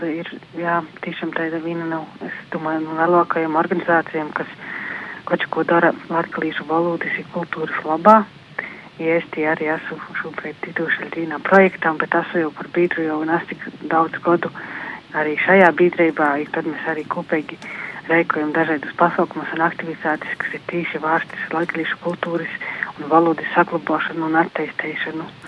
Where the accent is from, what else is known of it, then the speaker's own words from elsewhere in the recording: Latvia; Es esmu no Freļu novada. Dzīvoju Upmanis pagasta Vatvorkavā, mazā teidā cīmatiņā, Dubnis upes krostā.